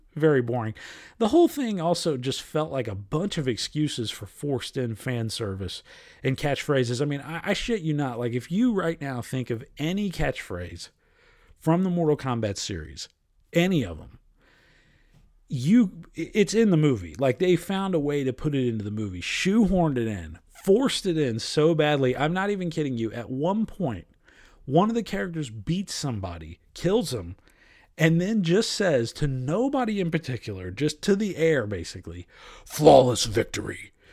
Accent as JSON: {"language": "English", "region": "Ohio", "country": "United States", "tie": "born or raised there", "said": "I'm a Midwesterner all the way through, lived in Ohio my entire life"}